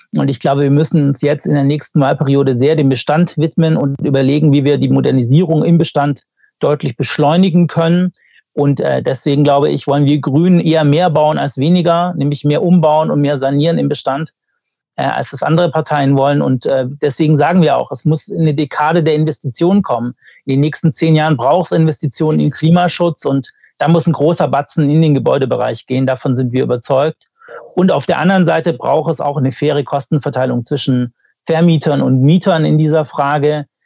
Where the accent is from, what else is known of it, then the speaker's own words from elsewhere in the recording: Baden-Württemberg, Germany; ich komme ja aus Baden-Württemberg